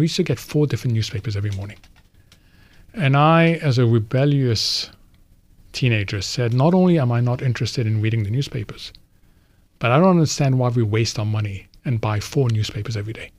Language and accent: English; New York, United States; born there; also born or lived in Egypt; So as a kid, I was born in New York, where he was initially, then went back to Egypt. Then we started moving every time he moved.